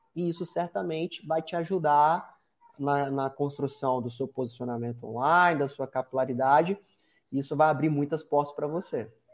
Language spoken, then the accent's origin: Portuguese; Espírito Santo, Brazil; moved away as an adult; Espírito Santo, que é, é o estado onde eu nasci, fui criado boa parte da minha vida